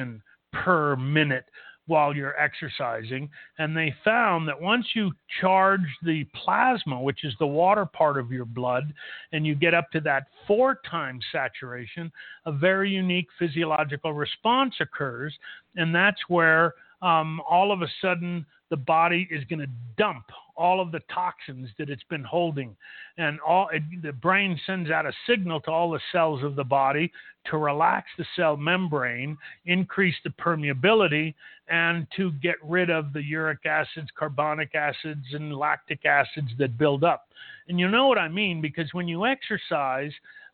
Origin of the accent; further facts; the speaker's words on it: Los Angeles, California, United States; moved away as an adult; now in El Paso, United States; I was born and raised in Los Angeles.